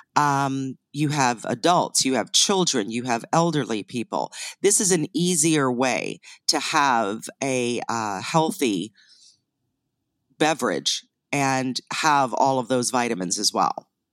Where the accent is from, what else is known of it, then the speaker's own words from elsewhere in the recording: northeastern Ohio, United States; also born or lived in Canada; I was born in Canada, but raised in northeastern Ohio